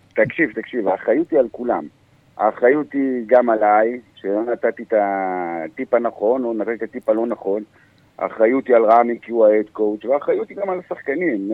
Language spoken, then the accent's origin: Hebrew; Ashdod, Southern District, Israel; moved away as an adult; now in Kiryat Haim, Israel; אני גדלתי באשדוד, עד גיל עשרים ואחת